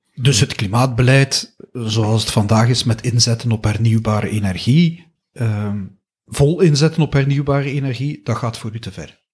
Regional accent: Flanders, Belgium; wij als Vlamingen, als Belgen

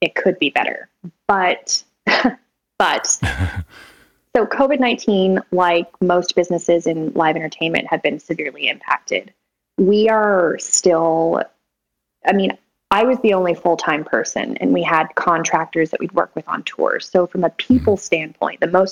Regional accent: Sacramento, California, United States; also born or lived in Folsom, California; I'm from Sacramento, born and raised in Sacramento, and most of my life in a suburb of Sacramento called Folsom

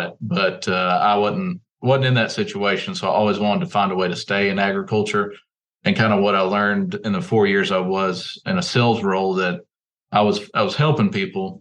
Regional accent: Stuttgart, Arkansas, United States; I grew up in Stuttgart

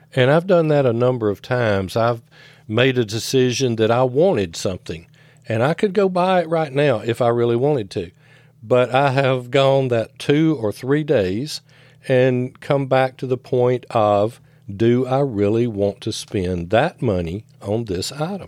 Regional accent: the South, United States; I grew up in the South

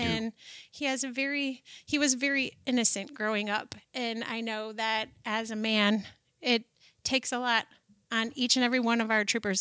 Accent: Shelby Township, Michigan, United States; I was born and raised in, down by Pontiac, this little town, and now it's a big town, Shelby Township, Michigan

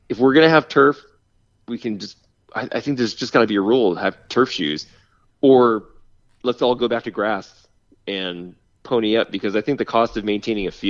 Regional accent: New England, United States; now in California, United States; I grew up in New England where we played on muddy grass

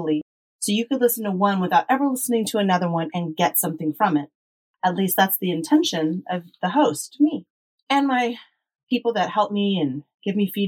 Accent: United States; We were brought up in the United States

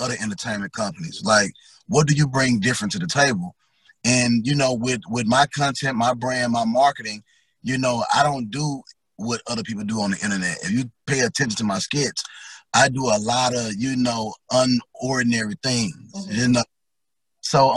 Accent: Memphis, Tennessee, United States; I'm from Memphis, Tennessee, North Memphis, Smoky City

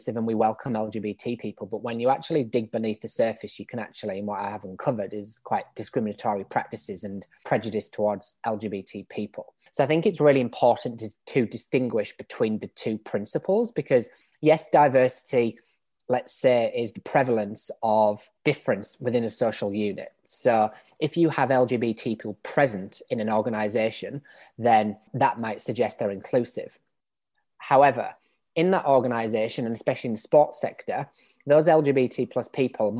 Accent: England, United Kingdom; accent: British; moved away as an adult; now in Australia; as you can probably tell from my accent, I'm British. I grew up in England. I've been in Australia for about 7 years now

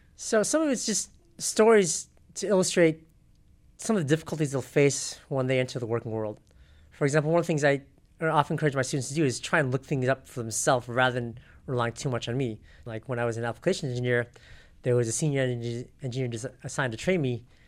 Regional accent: South Pasadena, California, United States; also born or lived in Riverside, California / Sendai, Japan; I grew up in South Pasadena

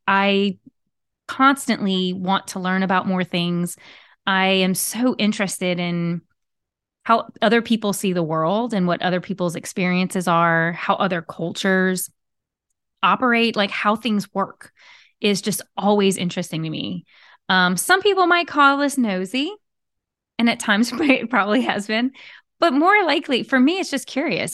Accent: Southern Louisiana, United States; I am a Cajun girl from Southern Louisiana

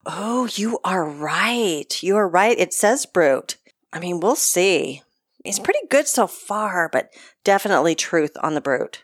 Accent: United States; I'm American

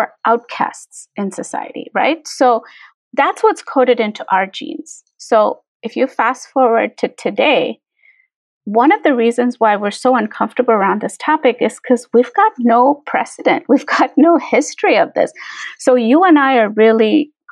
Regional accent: India; now in Chicago, United States; culturally, I'm from India

